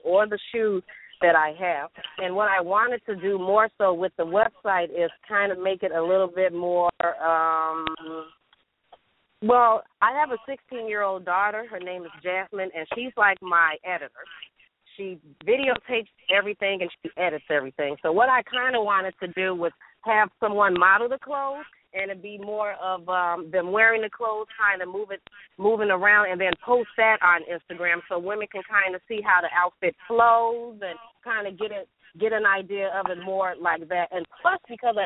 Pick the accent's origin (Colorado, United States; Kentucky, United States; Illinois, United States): Illinois, United States; Chicago; moved away as an adult; now in Woodstock, United States; I'm located in Woodstock, Illinois, but I was born and raised in Chicago